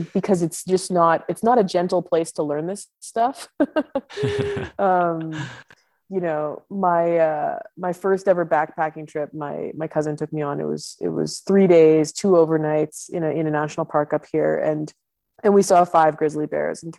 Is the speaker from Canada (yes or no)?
yes; Ottawa, Ontario, Canada; moved away as an adult; now in Yukon, Canada; my hometown which is Ottawa, which is the capital in Eastern Canada